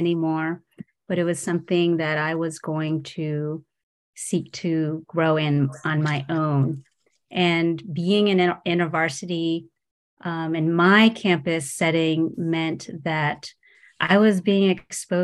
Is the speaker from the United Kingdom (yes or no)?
no; New Jersey, United States; I grew up in New Jersey. My parents immigrated from Taiwan